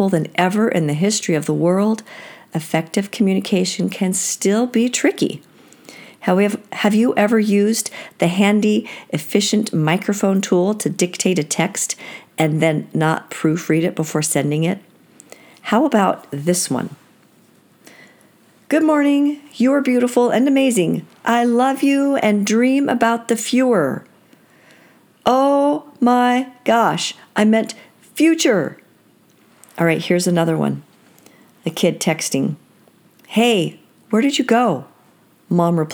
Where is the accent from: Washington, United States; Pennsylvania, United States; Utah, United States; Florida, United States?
Washington, United States; Seattle; I grew up in Seattle